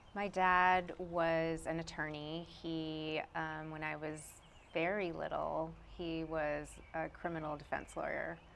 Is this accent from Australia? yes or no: no; Brunswick, Maine, United States; now in Durham, United States; I was born in Brunswick, Maine.